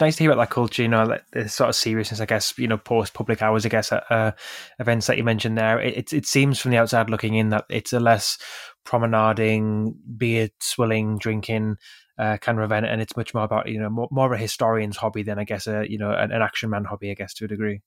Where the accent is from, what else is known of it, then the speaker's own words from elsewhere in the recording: the North East, North East England, United Kingdom; I grew up in the Northeast, quite close to, uh, a museum